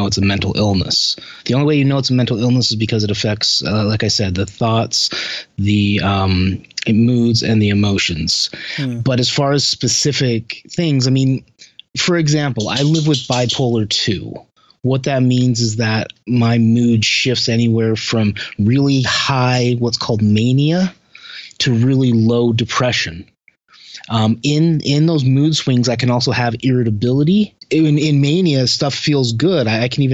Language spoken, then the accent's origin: English; Utah, United States; I'm from Utah originally, but I'm not Mormon